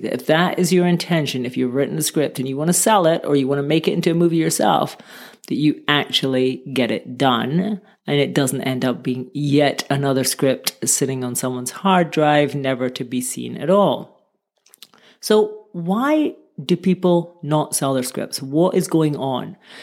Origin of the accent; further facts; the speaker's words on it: Scotland, United Kingdom; moved away; also born or lived in Barcelona, Spain; I'm from Scotland originally.